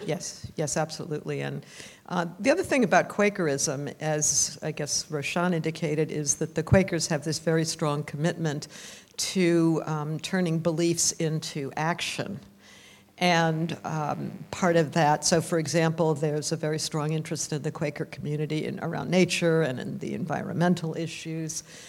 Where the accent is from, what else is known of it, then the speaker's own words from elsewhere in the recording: Vermont, United States; I am from Vermont, and my family's mostly Canadian, but I grew up in Vermont